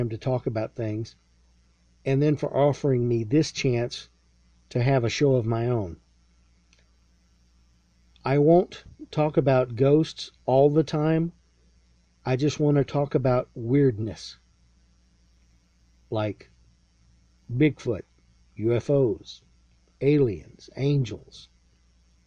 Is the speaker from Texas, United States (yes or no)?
yes; Lexington, Texas, United States; I was born in Central Texas, raised in a small town called Lexington